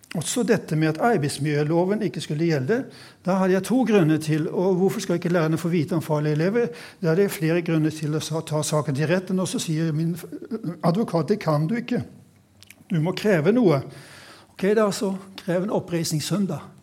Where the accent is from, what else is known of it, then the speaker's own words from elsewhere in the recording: Sweden; now in Norway; jeg har vokst opp i Sverige